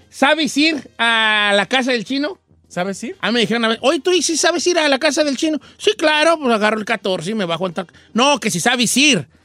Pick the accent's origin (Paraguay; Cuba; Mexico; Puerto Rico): Mexico; San José de la Paz, Jalisco; Eh, soy de San José de la Paz, Jalisco.